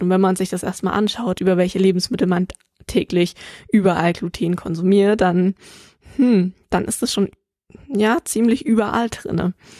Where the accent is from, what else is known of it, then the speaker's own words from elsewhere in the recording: Germany; hier bei uns in Deutschland